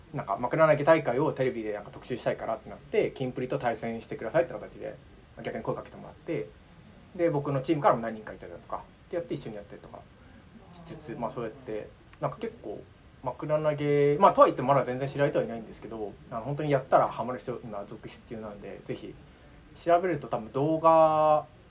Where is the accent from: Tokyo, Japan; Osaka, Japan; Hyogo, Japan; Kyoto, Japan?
Tokyo, Japan; 僕東京生まれ東京育ち